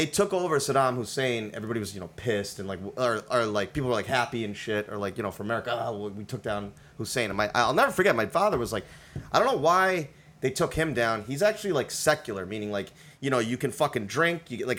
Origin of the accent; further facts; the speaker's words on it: India; They speak Hindi. I'm Indian, whatever. It doesn't matter.